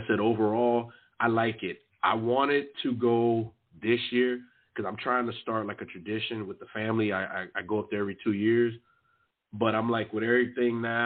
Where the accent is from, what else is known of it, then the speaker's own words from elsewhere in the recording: Miami, Florida, United States; I'm from Miami